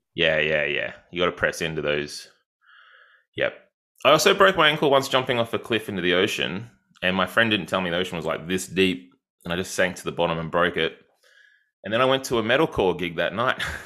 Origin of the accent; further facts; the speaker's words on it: Yarram, Victoria, Australia; I'm from a tiny place called Yarram